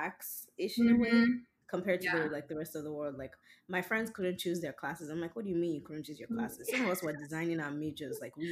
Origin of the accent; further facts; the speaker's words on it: Nigeria; accent: Nigerian; now in United States; we grew up in Nigeria speaking English.